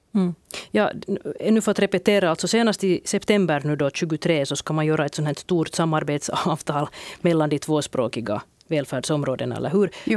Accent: Turku, Southwest Finland, Finland; jag som Åbobo

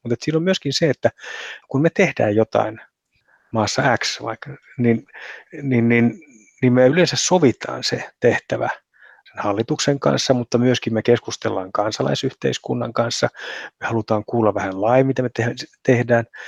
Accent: Finland; Meihin suomalaisiin

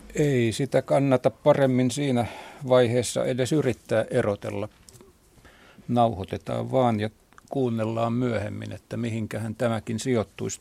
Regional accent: Kotka, Kymenlaakso, Finland; Minä olen Karhulasta kotoisin, niin kuin oli mummonikin

